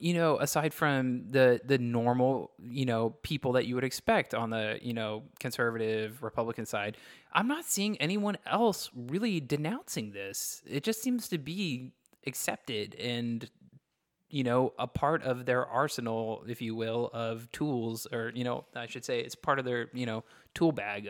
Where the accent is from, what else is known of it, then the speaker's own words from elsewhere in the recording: Texas, United States; I grew up in Texas